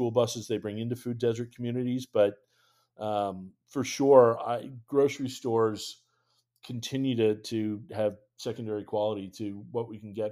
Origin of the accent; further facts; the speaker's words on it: New England, United States; So, I, growing up in New England, I am definitely partial to cranberries